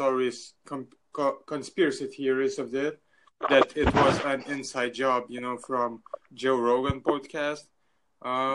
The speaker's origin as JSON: {"language": "English", "country": "Lithuania", "said": "I'm from Lithuania."}